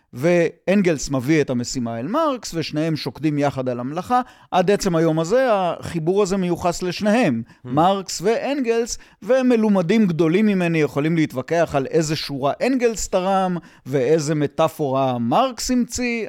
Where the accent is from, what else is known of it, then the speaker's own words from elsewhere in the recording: Yotvata, Southern District, Israel; אני בן קיבוץ יוטבתה